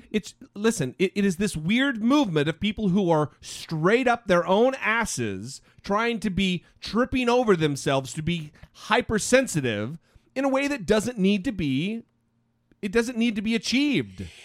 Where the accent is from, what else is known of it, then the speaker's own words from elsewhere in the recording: Idaho, United States; now in Orange County, United States; back home in Idaho